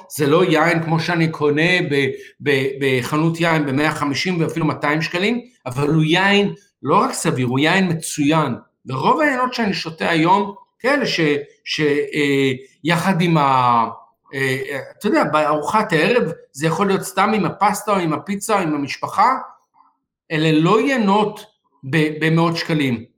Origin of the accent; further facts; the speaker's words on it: Israel; אצלנו בישראל